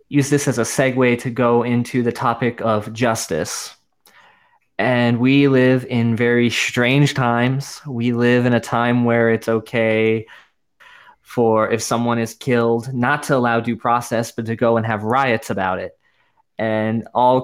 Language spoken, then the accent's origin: English; New York, United States; I'm from New York